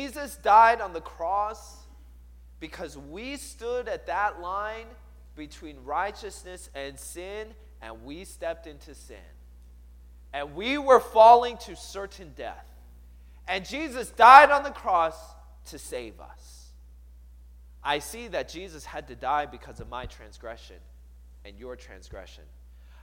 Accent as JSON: {"language": "English", "town": "Seattle", "region": "Washington", "country": "United States", "tie": "born or raised there", "said": "I grew up in the Seattle area. And I moved there when I was 8 years old."}